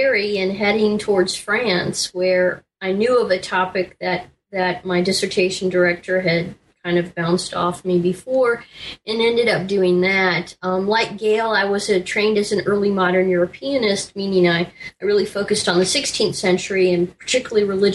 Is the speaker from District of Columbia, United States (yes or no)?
yes; Washington, District of Columbia, United States; I was raised in around Washington, D.C.